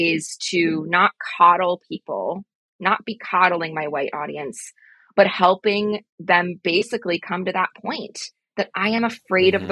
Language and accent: English; Midwest, United States; I'm from the Midwest